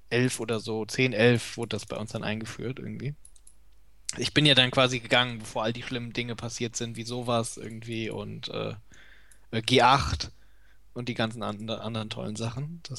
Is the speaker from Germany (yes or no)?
yes; North Rhine-Westphalia, Germany; ich bin ja in NRW zur Schule gegangen, ich weiß nicht, wo es woanders ist.